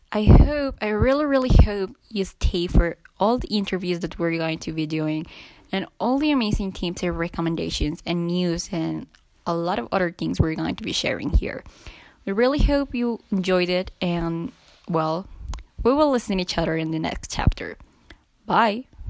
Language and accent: English; Colombia; English is a second language; I'm first from Colombia